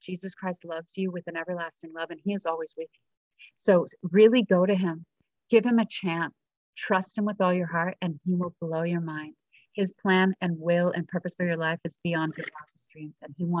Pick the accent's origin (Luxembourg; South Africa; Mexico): South Africa; I'm from South Africa, so once in a while I have an accent, but awesome. Most of the time I don't.